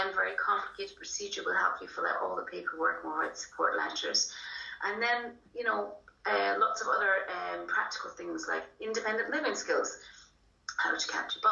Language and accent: English; Scotland, United Kingdom; moved away as an adult; now in Ireland; I'm actually Scottish, so originally from the kind of Aberdeen and Glasgow area. Moved over here 20 years ago